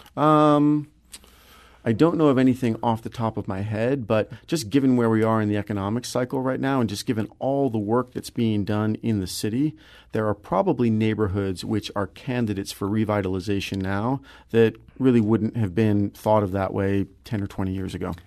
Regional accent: Kirkwood, Missouri, United States; I grew up in Kirkwood

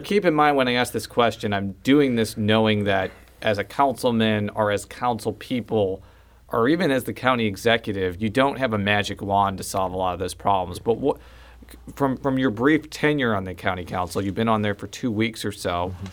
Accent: Chicago, Illinois, United States; moved away; I'm from the Chicagoland area

